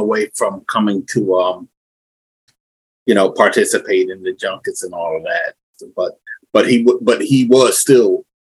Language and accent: English; Somerset, New Jersey, United States; I was born here, well, not here where I'm at right now, but in North New Jersey. I was raised here where I'm at right now, Somerset, New Jersey.